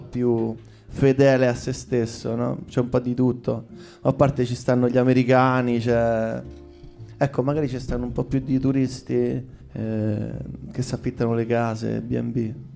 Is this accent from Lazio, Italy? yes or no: yes; Rome, Lazio, Italy; io in realtà nasco a eh, Via Portuense, eh, vicino Marconi. Poi eh, mi sono spostato a 11 anni, ho cambiato un po' di case. Dagli 11 ai 13, ai 13 anni sono eh, atterrato a Trastevere